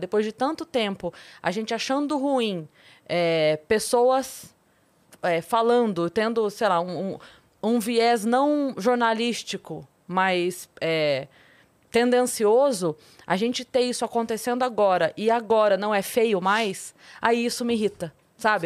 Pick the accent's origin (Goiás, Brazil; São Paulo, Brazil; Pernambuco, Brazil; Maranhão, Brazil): São Paulo, Brazil; Sorocaba; eu sou de Sorocaba